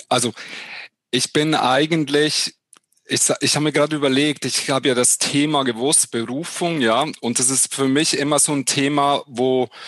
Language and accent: German; Switzerland; als Schweizer in Hochdeutsch ist es ein bisschen ähnlich wahrscheinlich wie in Österreich